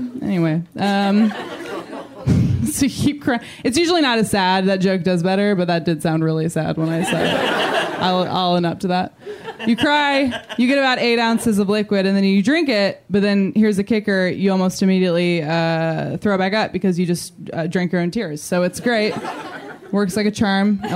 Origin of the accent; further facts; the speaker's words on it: Midwest, United States; now in Los Angeles, United States; I'm from the Midwest